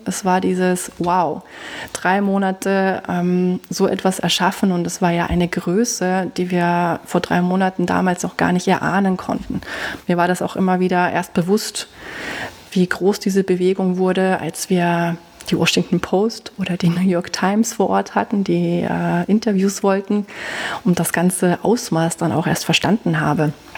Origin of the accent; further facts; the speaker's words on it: Germany; now in Austria; wie man hört, ich bin ja auch nicht aus Österreich, ich komme aus Deutschland